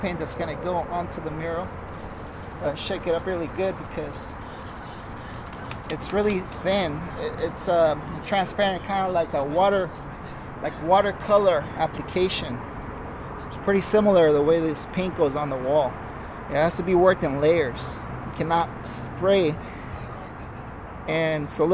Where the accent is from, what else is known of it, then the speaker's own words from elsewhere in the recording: San Diego, California, United States; I am from San Diego, California. I love my city